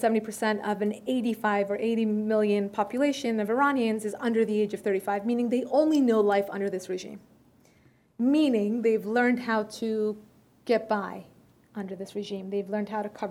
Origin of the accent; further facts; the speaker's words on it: United States; first language Persian; English is a second language; I was born here